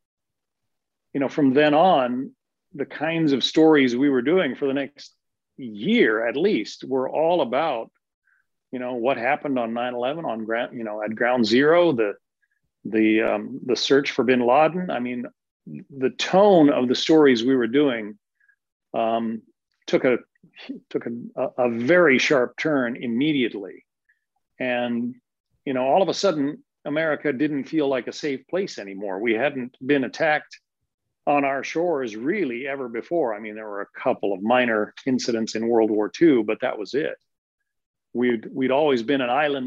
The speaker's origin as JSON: {"language": "English", "town": "Denver", "region": "Colorado", "country": "United States", "moved": "yes", "said": "I'm originally from Denver. I'm kind of from the middle of the country"}